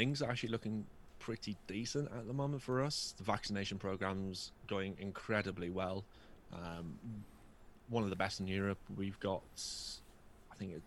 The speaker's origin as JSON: {"language": "English", "country": "United Kingdom", "said": "I'm British"}